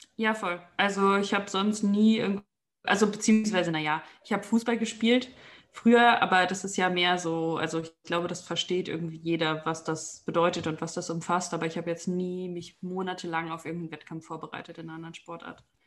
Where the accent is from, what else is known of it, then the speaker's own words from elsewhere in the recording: Germany; moved away as an adult; also born or lived in Aachen; now in Vienna, Austria; ich komme aus Deutschland